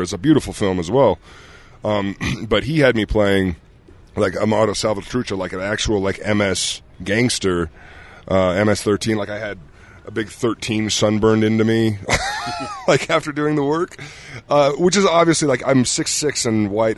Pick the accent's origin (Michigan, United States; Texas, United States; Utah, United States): Utah, United States; moved away; growing up here